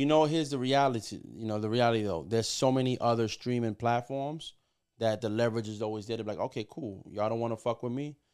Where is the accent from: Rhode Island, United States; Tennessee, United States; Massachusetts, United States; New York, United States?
New York, United States; moved away as an adult; also born or lived in Puerto Rico / Los Angeles / Miami / Atlanta; I'm born and raised in New York. uh, by way of Puerto Rico. But, you know, I moved around a lot